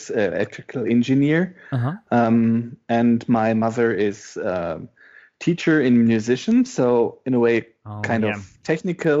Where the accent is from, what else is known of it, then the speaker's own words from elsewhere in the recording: western Germany, between Osnabrück and Oldenburg, Lower Saxony, Germany; English is a second language; moved away as an adult; also born or lived in Hildesheim, Germany; now in Berlin, Germany; From the western part, between Osnabrück and Oldenburg